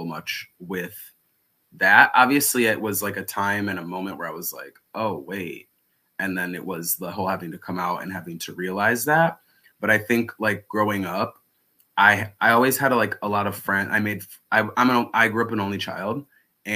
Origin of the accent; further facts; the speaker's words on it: Milwaukee, Wisconsin, United States; moved away as an adult; also born or lived in Los Angeles, United States; now in New York, United States; originally I am from Milwaukee, Wisconsin. So that's where I grew up